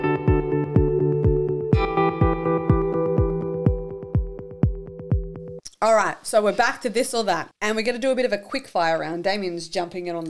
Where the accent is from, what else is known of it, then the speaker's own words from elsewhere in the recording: Victoria, Australia; my home state